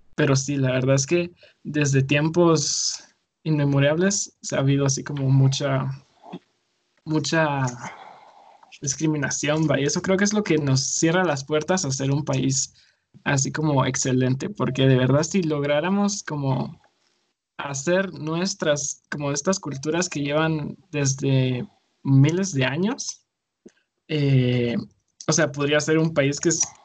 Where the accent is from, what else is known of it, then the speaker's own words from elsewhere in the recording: Guatemala; me identifico como guatemalteco como culturalmente